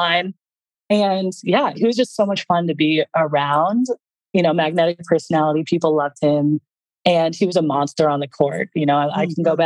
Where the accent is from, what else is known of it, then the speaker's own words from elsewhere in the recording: Los Angeles, California, United States; also born or lived in Italy / San Francisco; I was born and raised in Los Angeles